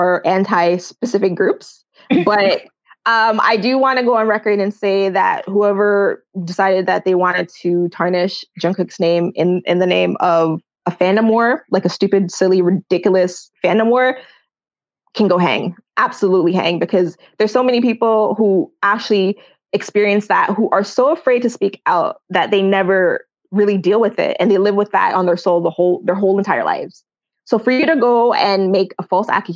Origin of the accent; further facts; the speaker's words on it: Jamaica; I'm Jamaican